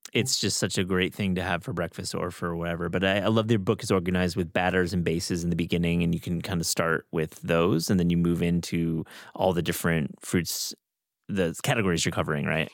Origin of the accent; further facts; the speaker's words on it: West Michigan, United States; now in Hudson Valley, New York, United States; where I grew up in West Michigan